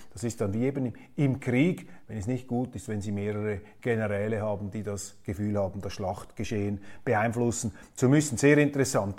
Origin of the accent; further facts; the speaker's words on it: Switzerland; als Schweizer